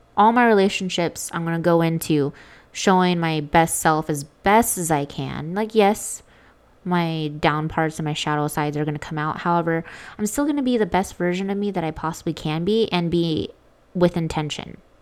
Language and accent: English; Las Vegas, Nevada, United States; I'm from Vegas